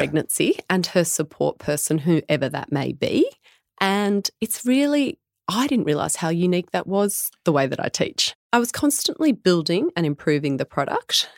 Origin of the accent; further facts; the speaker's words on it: Tamworth, New South Wales, Australia; I'm born and bred Tamworth